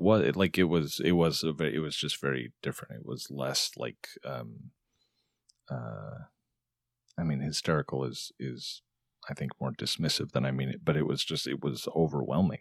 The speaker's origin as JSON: {"language": "English", "region": "Arizona", "country": "United States", "tie": "born or raised there", "moved": "yes", "said": "I grew up in Arizona, so I was back there where my family is"}